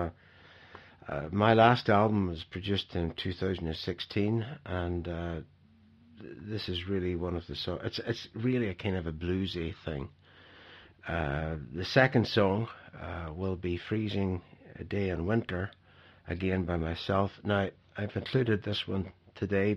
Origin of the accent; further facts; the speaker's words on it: Ireland; now in Bergen, Norway; I'm actually not Norwegian. I'm Irish, but I've lived in Norway